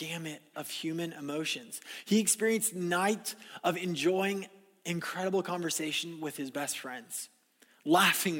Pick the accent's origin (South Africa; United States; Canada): United States; California; moved away; I was living in California, my hometown